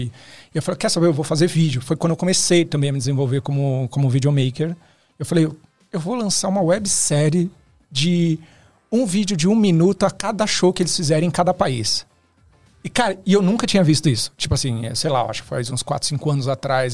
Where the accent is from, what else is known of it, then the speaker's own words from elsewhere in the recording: Osasco, São Paulo, Brazil; diretamente de Osasco